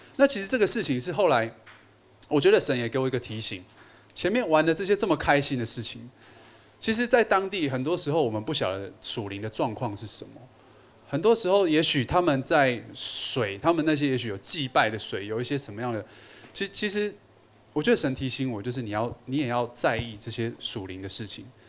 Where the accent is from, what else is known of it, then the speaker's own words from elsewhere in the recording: Taipei, Taiwan; also born or lived in Yunlin County, Taiwan; 我小时候是在云林的乡下长大。 ，呃，后来念小学之后到台北来